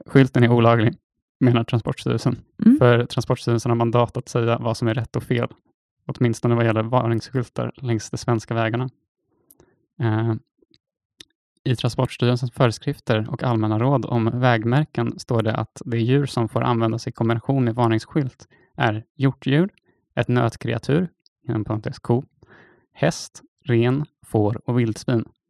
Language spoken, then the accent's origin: Swedish; Stockholm, Stockholm County, Sweden; Som stockholmare